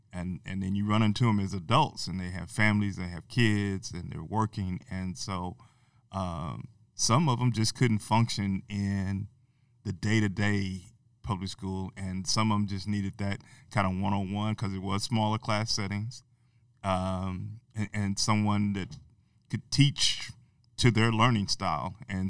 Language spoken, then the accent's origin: English; Amarillo, Texas, United States; I'm originally from Amarillo, Texas.